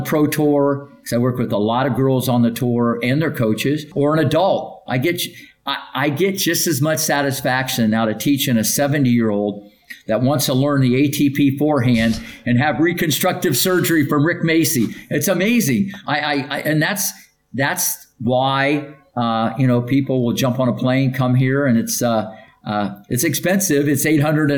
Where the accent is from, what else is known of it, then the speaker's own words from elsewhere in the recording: Ohio, United States; I didn't have a lot of people at my level in my hometown